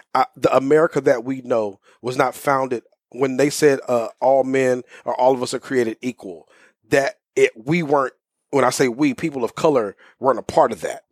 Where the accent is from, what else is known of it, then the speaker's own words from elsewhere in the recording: Houston, Texas, United States; moved away as an adult; also born or lived in Waxahachie, Texas; now in Dallas, United States; I was born and raised in South Houston